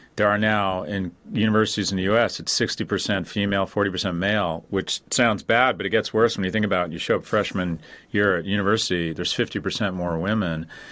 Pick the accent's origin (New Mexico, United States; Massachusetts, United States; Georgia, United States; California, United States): California, United States; Los Angeles; moved away as an adult; now in New York, United States; I grew up in Westwood